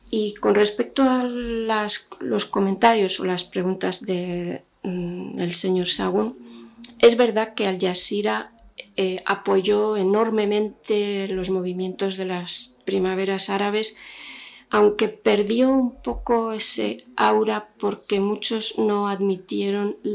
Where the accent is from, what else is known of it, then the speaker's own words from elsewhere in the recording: Algeria; Yo crecí en Argelia. En los años 70 había una prensa eh, única, uniforme, que contaba lo que el régimen quería.